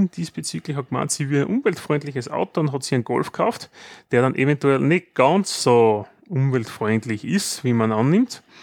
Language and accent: German; Austria; wenn wir als Österreicher woanders sind.